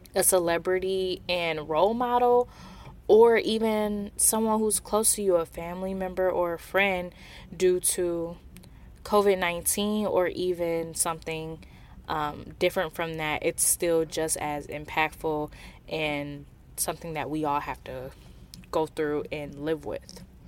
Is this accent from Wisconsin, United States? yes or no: yes; Milwaukee, Wisconsin, United States; being someone who is from Wisconsin. I'm from Milwaukee, which is just forty minutes north of Kenosha.